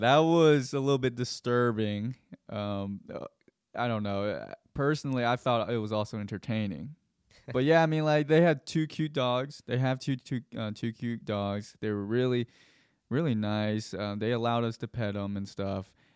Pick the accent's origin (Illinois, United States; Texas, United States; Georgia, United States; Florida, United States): Georgia, United States; Gwinnett County / Fulton County; I was at Creekland Middle School, that's in Gwinnett County.